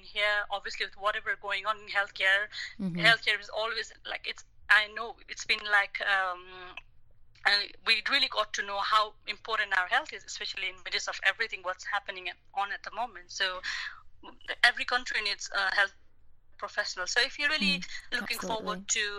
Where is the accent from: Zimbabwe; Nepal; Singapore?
Nepal; moved away as an adult; now in London, United Kingdom; my home country in Nepal